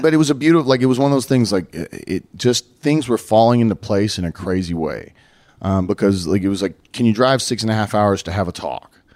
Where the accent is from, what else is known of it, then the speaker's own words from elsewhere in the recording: Dallas, Texas, United States; it was basically my hometown